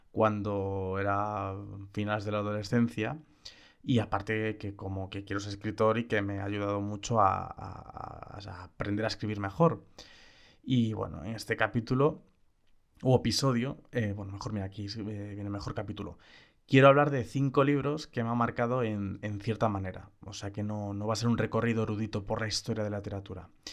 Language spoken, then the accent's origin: Spanish; Galicia, Spain; como gallego